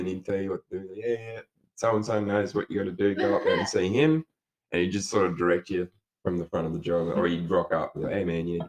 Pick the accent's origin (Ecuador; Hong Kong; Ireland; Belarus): Ireland; No matter where you go, yeah, I'm from Ireland.